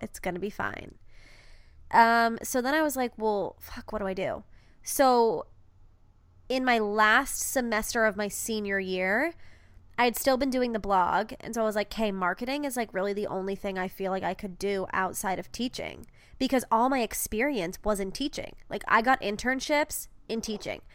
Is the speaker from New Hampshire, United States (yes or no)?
yes; New Hampshire, United States; University of New Hampshire, um, in my, my home state